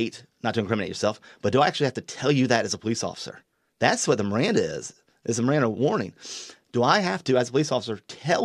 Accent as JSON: {"language": "English", "town": "Columbia", "region": "South Carolina", "country": "United States", "moved": "as an adult", "lives_now": "Myrtle Beach, United States", "said": "we came back and visited South Carolina because I'm from Columbia"}